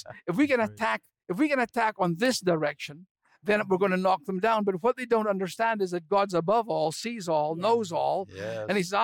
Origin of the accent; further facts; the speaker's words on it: Scotland, United Kingdom; I'm a Scotsman